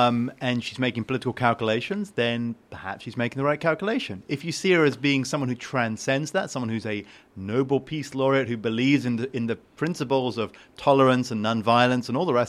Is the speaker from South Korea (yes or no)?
no; United Kingdom; I am British, and I'm part of the evil imperialist.